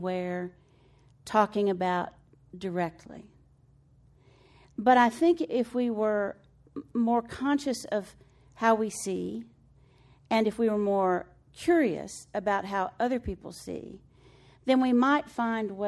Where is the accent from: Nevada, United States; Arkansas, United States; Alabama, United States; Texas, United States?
Texas, United States; Floydada; moved away; I'm from Floyd Ada, Texas